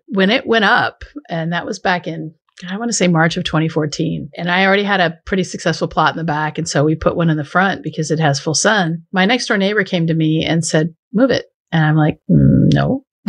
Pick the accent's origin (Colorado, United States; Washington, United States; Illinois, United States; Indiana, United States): Washington, United States; southeastern Washington State, United States; moved away; I grew up in southeastern Washington State